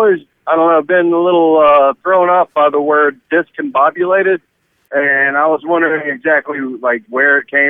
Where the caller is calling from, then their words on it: Asheville, North Carolina, United States; I'm calling from Asheville, North Carolina.